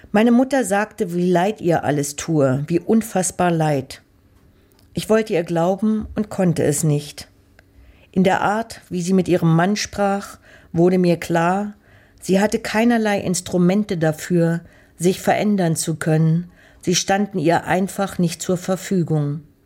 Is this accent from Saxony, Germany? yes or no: yes; Leipzig, Saxony, Germany; meine Kindheit in Leipzig